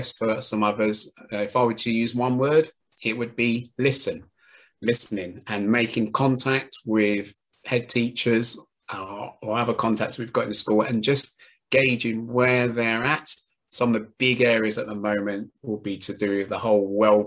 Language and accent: English; London, United Kingdom; I grew up in East London